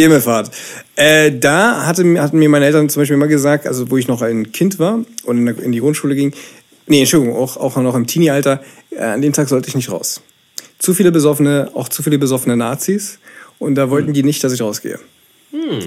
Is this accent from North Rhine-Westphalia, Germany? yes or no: no; Berlin, Germany; Und ich bin in Ostberlin damals noch in der DDR äh, geboren